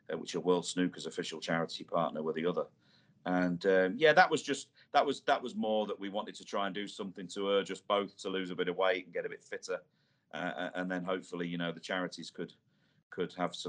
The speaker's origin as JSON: {"language": "English", "town": "Irthlingborough", "region": "East Midlands", "country": "United Kingdom", "tie": "born or raised there", "moved": "as an adult", "said": "the village I grew up in Earthlinborough in Northamptonshire, that's where I grew up my first sort of 20 years of my life in the Midlands there."}